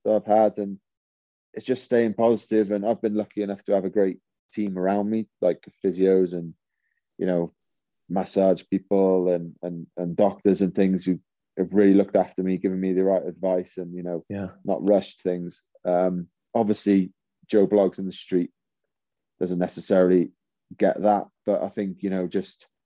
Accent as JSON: {"language": "English", "area": "Welsh", "region": "Wales", "country": "United Kingdom", "said": "being Welsh"}